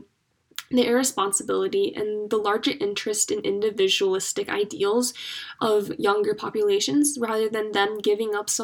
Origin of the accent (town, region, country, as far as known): Utah, United States; born or raised there